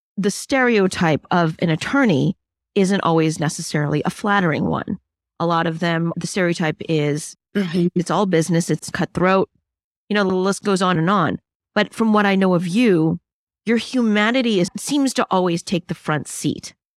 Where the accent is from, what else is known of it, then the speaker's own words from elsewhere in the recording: New York City, New York, United States; I'm Chinese and, and I grew up in the boroughs of New York